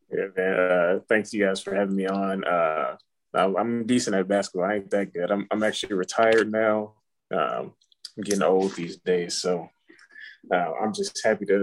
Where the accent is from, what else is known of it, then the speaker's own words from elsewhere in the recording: Gary, Indiana, United States; I grew up in Gary, Indiana.